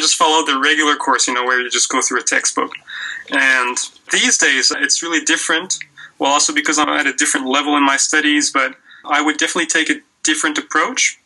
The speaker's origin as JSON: {"language": "English", "region": "Quebec", "country": "Canada", "also_born_or_lived": "Western Canada / Australia / South Korea", "moved": "as an adult", "said": "back in Quebec, where I'm originally from"}